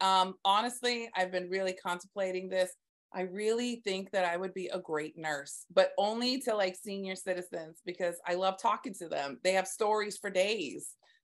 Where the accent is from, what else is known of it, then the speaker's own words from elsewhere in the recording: Southern United States, United States; Right now, I am digging the TikToks because I love music. I'm from the South.